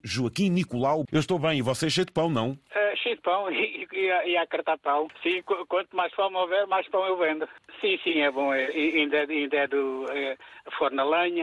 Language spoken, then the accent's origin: Portuguese; Portugal; moved away as an adult; now in Valado dos Frades, Portugal; Eu sou ali de, de, uma pequenita terra chamada Casal Mota, mas, mas já habito aqui no Valar Sados há 30 e poucos anos